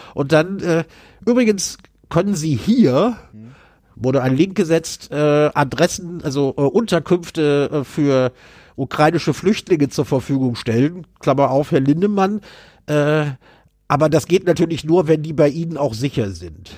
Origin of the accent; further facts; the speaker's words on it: North Rhine-Westphalia, Germany; ich habe meine Kindheit in Nordrhein-Westfalen, also Kindheit und Jugend in Nordrhein-Westfalen ja, verbracht.